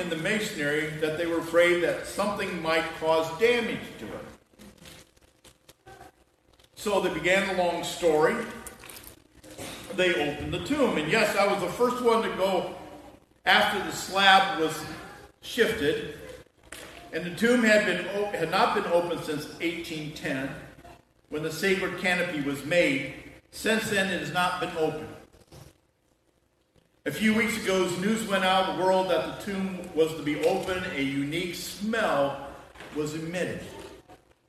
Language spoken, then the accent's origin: English; United States; we're from America